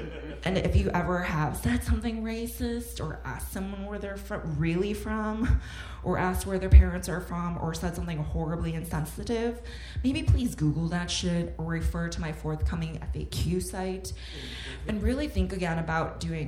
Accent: Illinois, United States; as a female Korean-American born and raised in Chicagoland are unique to me, and they may or may not be close to what other Americans experienced.

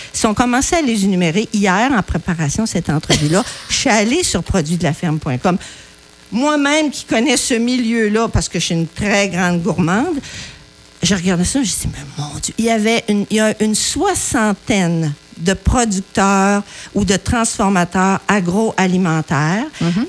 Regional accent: Saint-Pierre-de-la-Rivière-du-Sud, Quebec, Canada; moved away; De Saint-Pierre-de-la-Rivière-du-Sud, près du fleuve. C'est dans le coin, le comté de Montmagny. Je suis née sur une ferme laitière

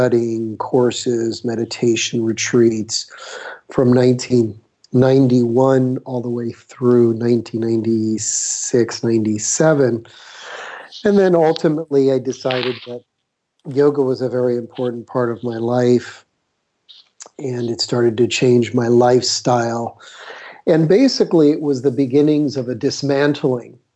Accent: Miami, Florida, United States; moved away as an adult; now in California, United States; I grew up in Florida. I was raised in Miami

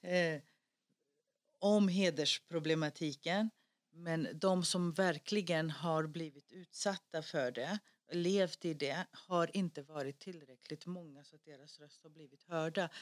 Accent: Stockholm, Stockholm County, Sweden; accent: Rinkeby Swedish; Swedish is a second language; vi pratar ju Rinkeby-svenska

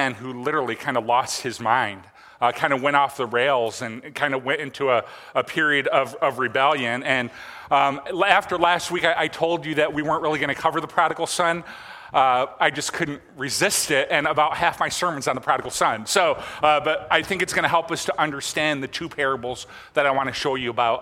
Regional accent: Michigan, United States; I'm not from Traverse City, but I'm from Michigan.

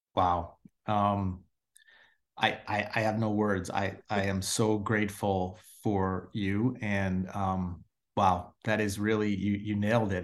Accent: Chicago, Illinois, United States; growing up in Chicago

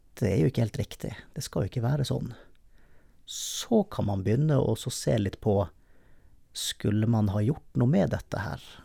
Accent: Bergen, Vestland, Norway; når jeg var hjemme i Bergen

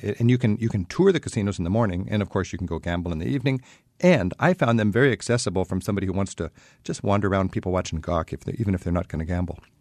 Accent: United States; I'm an American

